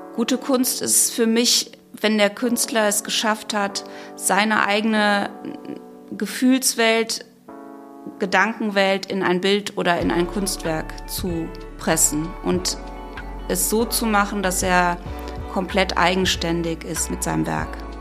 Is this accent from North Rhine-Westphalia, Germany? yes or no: yes; Krefeld, North Rhine-Westphalia, Germany; Wir sind ja in Krefeld aufgewachsen